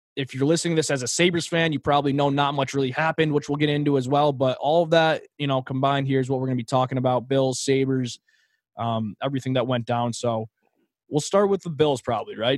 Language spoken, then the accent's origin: English; Rochester, New York, United States; we're brothers from Rochester, New York